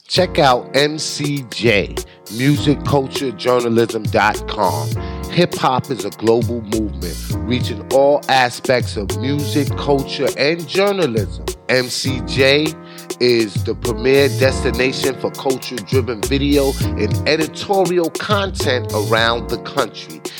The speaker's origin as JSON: {"language": "English", "region": "New York", "country": "United States", "moved": "yes", "said": "I'm from New York"}